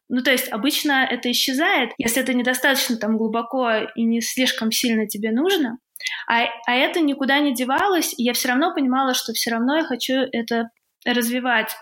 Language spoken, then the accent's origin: Russian; Tula, Tula Oblast, Russia; А я в Туле родилась и жила в Туле